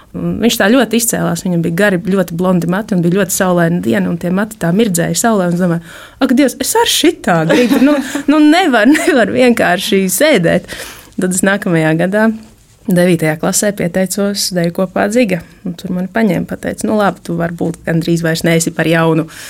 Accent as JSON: {"language": "Latvian", "town": "Rēzekne", "region": "Latgale", "country": "Latvia", "tie": "born or raised there", "said": "Es esmu no Reizeknas, esmu dzimusi augusi Reizeknē"}